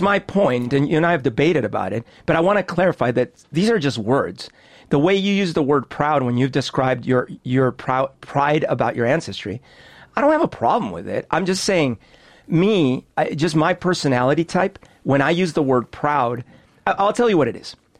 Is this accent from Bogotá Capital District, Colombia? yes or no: yes; Bogotá, Bogotá Capital District, Colombia; now in Seattle, United States; I grew up in Bogota